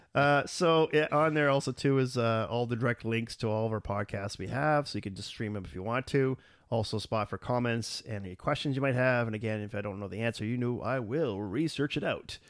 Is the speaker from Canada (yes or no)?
yes; Canada; we're a Canadian